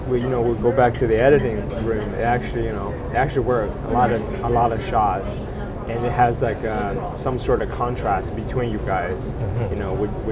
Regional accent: Hunan, China; moved away as an adult; now in Kingston, Canada; Well, I grew up in China. I was born and raised in Hunan, central part of China.

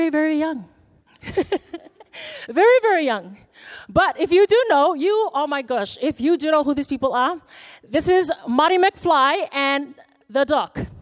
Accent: Fiji; moved away; I am born and raised in Fiji

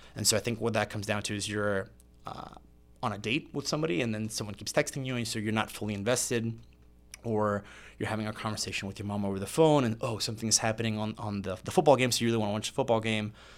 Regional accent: Meridian, Mississippi, United States; moved away as an adult; also born or lived in Puerto Rico / Biloxi, Mississippi / Indiana; grew up and went to high school in Meridian, Mississippi

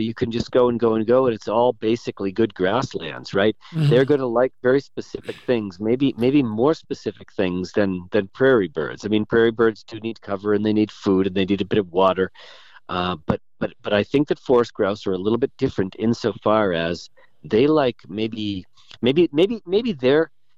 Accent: New Hampshire, United States; moved away as an adult; now in Montana, United States; I grew up in New England. I grew up in New Hampshire

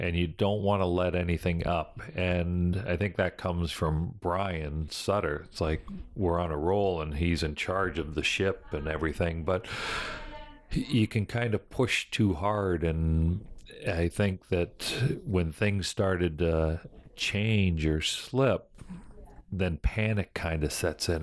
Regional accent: Fort Erie, Ontario, Canada; also born or lived in Buffalo, New York, United States; I was born in Buffalo, New York, but grew up in Canada

